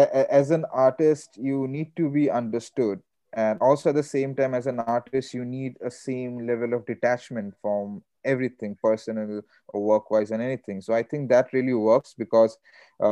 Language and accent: English; India; I'm Indian